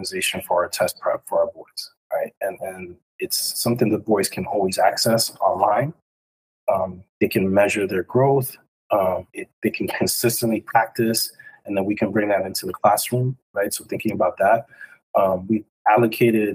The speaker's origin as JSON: {"language": "English", "town": "New York City", "region": "New York", "country": "United States", "tie": "born or raised there", "also_born_or_lived": "Westchester", "said": "growing up in New York City in Washington Heights"}